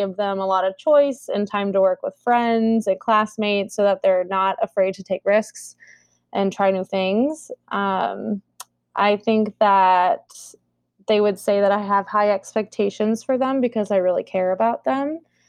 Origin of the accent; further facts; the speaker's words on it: Columbus, Ohio, United States; moved away as an adult; also born or lived in Collierville, Tennessee / Cincinnati, Ohio; now in Minneapolis, United States; we moved to Columbus, Ohio when I was in the third grade. So I grew up there in Columbus